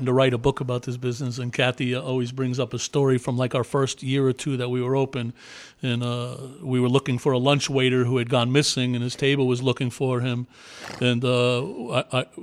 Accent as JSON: {"language": "English", "region": "New York", "country": "United States", "tie": "born or raised there", "said": "I had a paper route in the neighborhood that I grew up in New York"}